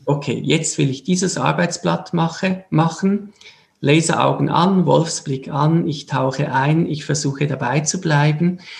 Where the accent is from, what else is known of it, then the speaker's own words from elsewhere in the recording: Switzerland; wir sind aus der Schweiz